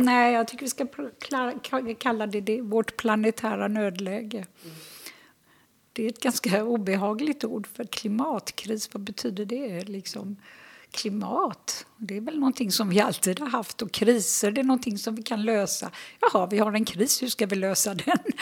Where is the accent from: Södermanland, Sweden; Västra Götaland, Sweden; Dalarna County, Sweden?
Västra Götaland, Sweden; Gothenburg; moved away as an adult; also born or lived in Jerusalem / Sörmland / Österlen; Jag är född och uppvuxen i Göteborg